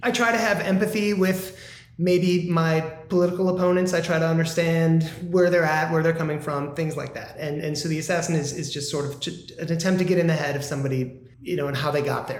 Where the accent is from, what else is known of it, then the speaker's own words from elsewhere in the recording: Midwest, United States; now in Southern California, United States; I'm not from California. I'm from the Midwest